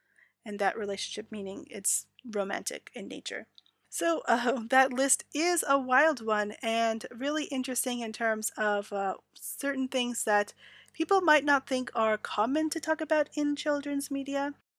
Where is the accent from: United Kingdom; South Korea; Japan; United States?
Japan; Growing up in Japan during those days of earliest magical girls anime, Sally-chan, Akko-chan, Mako-chan, Et-chan, I remember parents discussing about this new discipline method